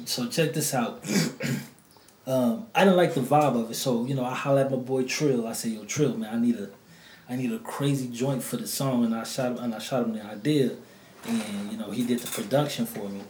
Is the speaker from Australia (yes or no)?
no; New Orleans, Louisiana, United States; moved away; I'm from the NO. You know, I, I you know was born and raised down there, moved up here